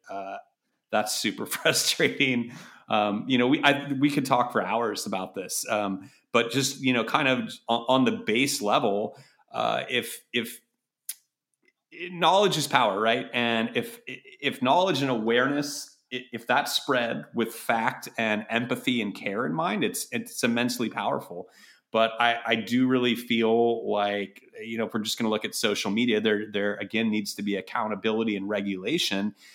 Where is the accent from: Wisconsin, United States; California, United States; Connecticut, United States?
California, United States; Berkeley; also born or lived in Chicago; growing up around Berkeley and El Cerrito